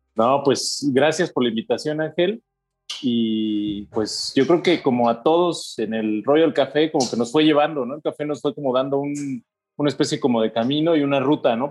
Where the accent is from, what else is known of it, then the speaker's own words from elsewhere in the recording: Toluca, State of Mexico, Mexico; yo soy de Toluca